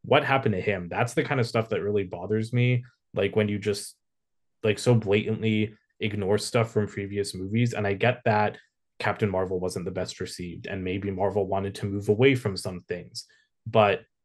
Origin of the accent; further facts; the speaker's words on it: India; I'm Desi, I'm not Pakistani, I'm Indian